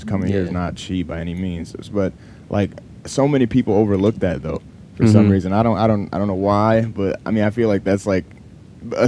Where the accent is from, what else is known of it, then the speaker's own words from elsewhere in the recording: Akron, Ohio, United States; growing up in Akron, Ohio